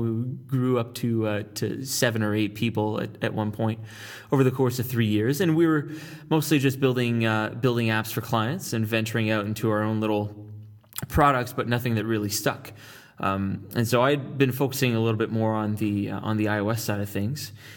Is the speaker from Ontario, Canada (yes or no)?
yes; Ottawa, Ontario, Canada; moved away as an adult; now in San Francisco, United States; I hail from Ottawa, Ontario, Canada